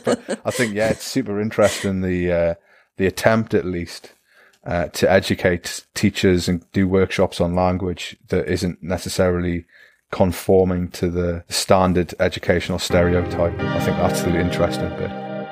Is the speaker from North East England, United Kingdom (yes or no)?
yes; Newcastle upon Tyne, North East England, United Kingdom; accent: Newcastle; now in Germany; I'm terrible at not fixing my own accent, especially if I've been drinking or I've been to Newcastle for a few weeks